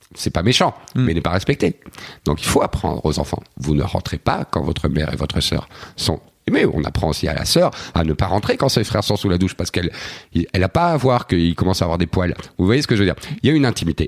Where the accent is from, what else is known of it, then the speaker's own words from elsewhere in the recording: Belgium; je suis belge